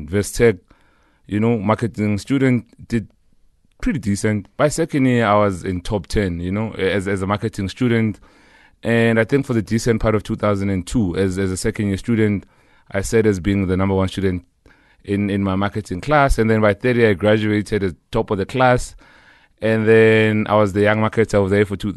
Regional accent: South Africa; I come from Kotowoza in the East End, you know. Yeah. So I grew up with, I was rather raised by my grandmother and my mother

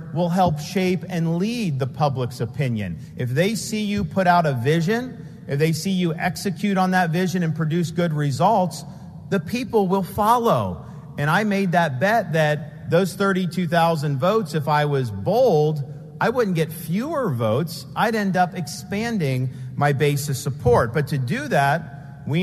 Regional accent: Florida, United States; growing up in Florida

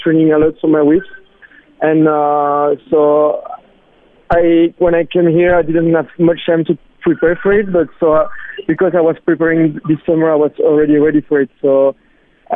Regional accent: Belgium; I come from Belgium

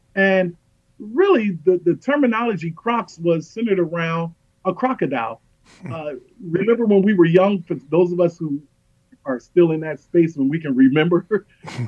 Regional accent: United States; also born or lived in Los Angeles, California / Philadelphia, Pennsylvania; now in Pennsylvania, United States; I grew up in South Central Los Angeles and North Philadelphia

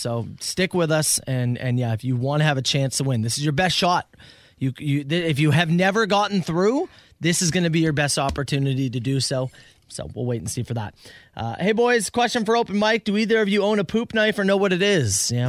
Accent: Woodstock, Ontario, Canada; born there; also born or lived in British Columbia; I've been all over. I was born in Woodstock, went to BC, came back to Ontario.

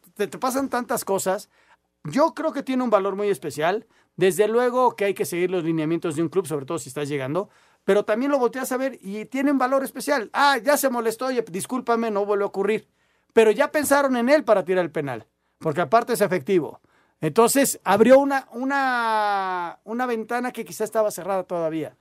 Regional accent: Mexico; yo lo veo desde el punto de vista mexicano, latino

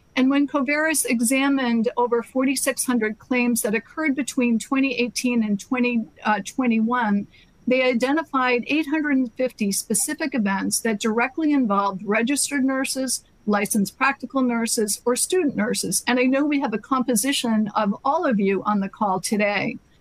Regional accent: Massachusetts, United States; my home state of Massachusetts

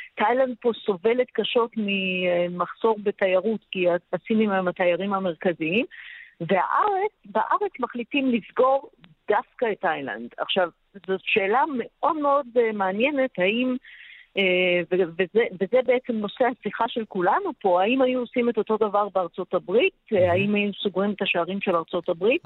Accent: Israel; now in Shanghai, China; אנחנו ישראלים רבים, היו, היינו 700 uh, אה, איש uh, ישראלים. בשנגחאי

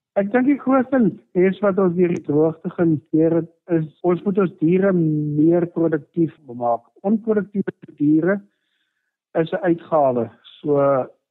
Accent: Cradock, Eastern Cape, South Africa; Ek is in 1971 gebore in die Kraddock omgewing, so ek is omtrent so 50 jaar wat ek nou in die omgewing is.

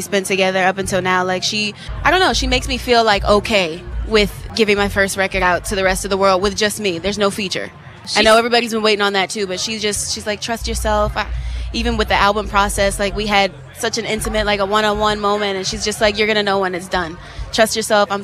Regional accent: New Orleans, Louisiana, United States; I'm originally from New Orleans

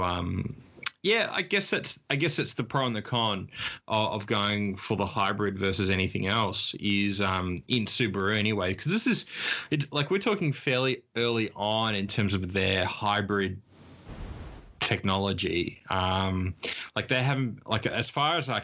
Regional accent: Queensland, Australia; me being a Queenslander

